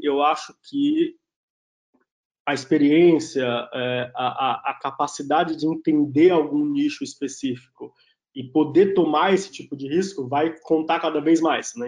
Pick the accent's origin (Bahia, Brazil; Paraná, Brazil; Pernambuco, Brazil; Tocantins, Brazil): Bahia, Brazil; Itabuna; moved away as an adult; now in São Paulo, Brazil; eu nasci na Bahia, numa cidade que chama Itabuna, é, no sul da Bahia, família toda tinha pequenos comércios